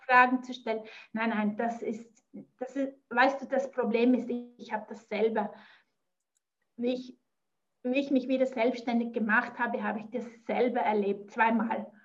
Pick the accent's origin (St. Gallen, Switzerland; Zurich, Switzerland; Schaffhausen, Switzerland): Zurich, Switzerland; near; accent: Swiss; ich komme aus der Nähe von Zürich. Ich wohne im Zürcher Oberland